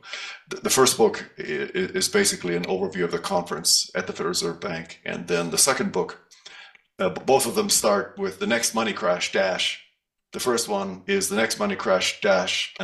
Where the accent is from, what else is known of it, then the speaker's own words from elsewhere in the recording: Germany; moved away; also born or lived in Canada; I was born in Germany, grew up in Germany, German parents. And then my parents immigrated to Canada